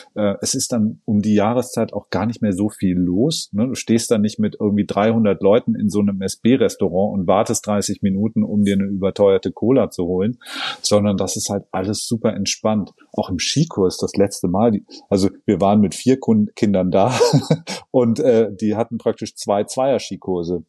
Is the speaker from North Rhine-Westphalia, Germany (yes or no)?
no; southern Oberallgäu, Bavaria, Germany; now in Hamburg, Germany; der kleine Wintersportort Ofterschwang liegt im südlichen Oberallgäu ähm, in meiner Heimat